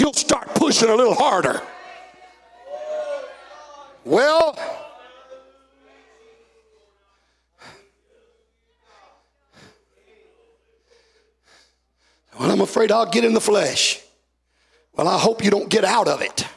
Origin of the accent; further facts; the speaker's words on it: the South, United States; moved away; when I was raised in the South, we used to say he was all stove up.